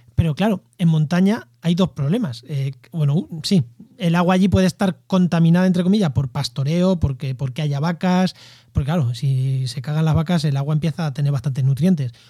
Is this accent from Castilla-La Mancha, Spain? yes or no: yes; Albacete, Castilla-La Mancha, Spain; Yo es que soy de llano, soy de Albacete